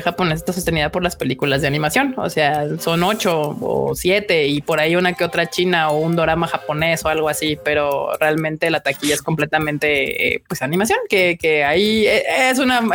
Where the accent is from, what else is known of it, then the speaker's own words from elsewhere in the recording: Mexico City, Mexico; somos tan de México que somos del centro de México, de la CDMX también